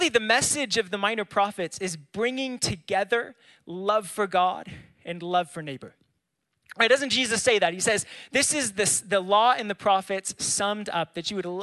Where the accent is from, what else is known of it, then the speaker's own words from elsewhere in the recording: California, United States; moved away; I grew up in California.